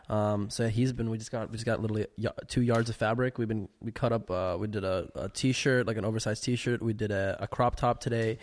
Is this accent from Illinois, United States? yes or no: yes; Chicago, Illinois, United States; moved away as an adult; also born or lived in Lithuania; I was born in Lithuania and then I moved to Chicago when I was like five